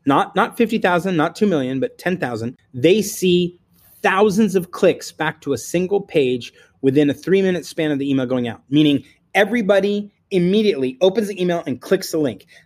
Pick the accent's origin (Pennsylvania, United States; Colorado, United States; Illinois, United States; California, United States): California, United States; I'm from California